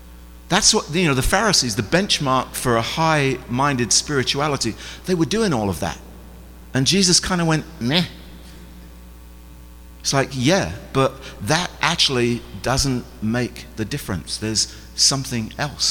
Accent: England, United Kingdom; I'm English.

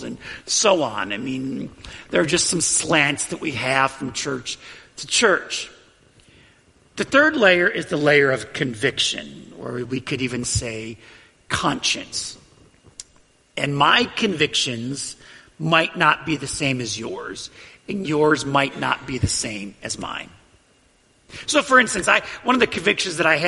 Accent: United States; I value my freedom as an American.

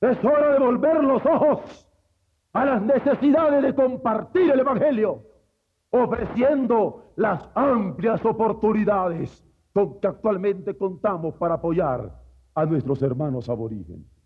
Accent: Mexico

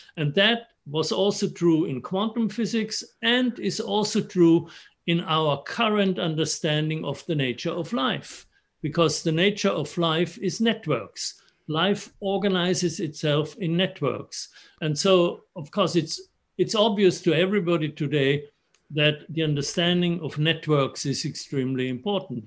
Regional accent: Innsbruck, Tyrol, Austria; moved away; I grew up in Innsbruck in the Austrian Alps, very close to Italy.

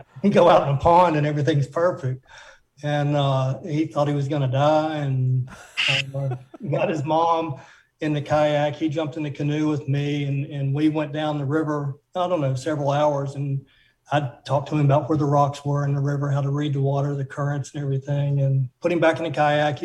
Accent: Abingdon, Virginia, United States; moved away; Southwest Virginia in Abingdon.

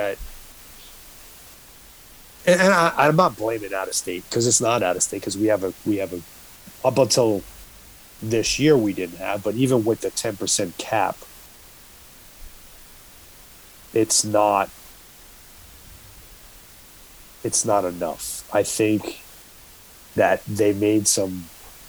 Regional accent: New York, United States; moved away as an adult; I grew up in New York

